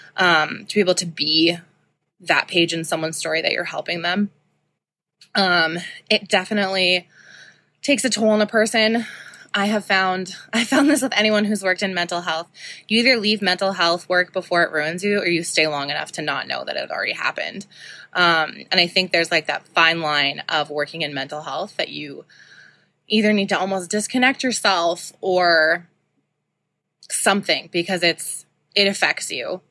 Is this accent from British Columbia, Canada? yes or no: no; Saskatoon, Saskatchewan, Canada; I grew up in Saskatoon.